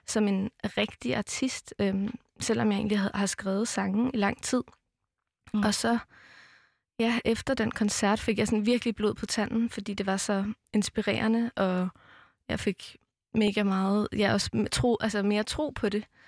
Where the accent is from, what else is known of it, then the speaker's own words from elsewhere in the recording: Amager, Capital Region of Denmark, Denmark; jeg er vokset op på Amager